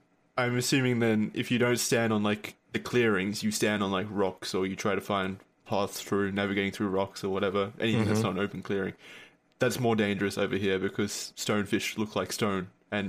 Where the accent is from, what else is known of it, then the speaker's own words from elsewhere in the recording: Gold Coast, Queensland, Australia; I was born on the Gold Coast.